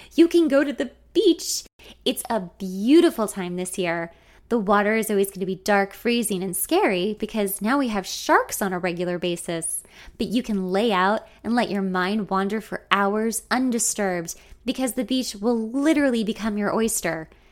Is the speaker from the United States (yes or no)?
yes; Los Angeles, California, United States; my hometown